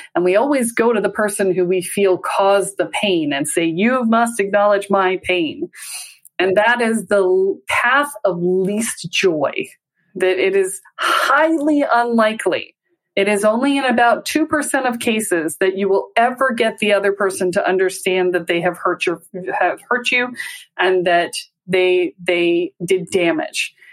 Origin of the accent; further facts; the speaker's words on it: the South, United States; I'm from the South.